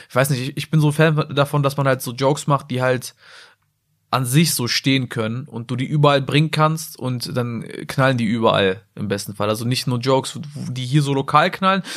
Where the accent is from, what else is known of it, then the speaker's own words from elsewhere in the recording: Salzgitter, Lower Saxony, Germany; ich komme zwar aus Salzgitter, aber ich komme halt aus dem tiefsten Dorf.